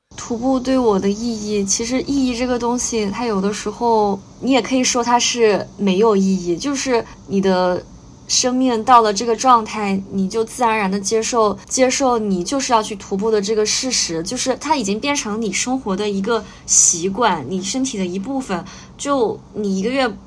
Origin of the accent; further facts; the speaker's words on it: Chongqing, China; 我是重庆人，那我，我们家那边离高原很近，我小时候爸妈就老带我去那边玩儿